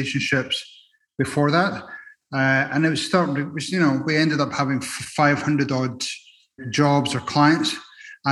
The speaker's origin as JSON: {"language": "English", "town": "Edinburgh", "region": "Scotland", "country": "United Kingdom", "moved": "yes", "lives_now": "Arizona, United States", "said": "I'm originally from Edinburgh, Scotland."}